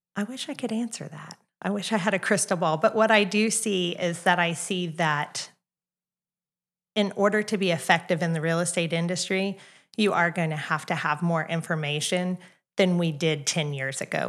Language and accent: English; Kansas City, United States; also born or lived in Oklahoma; now in Edmond, United States; I'm not from Oklahoma, I'm actually from Kansas City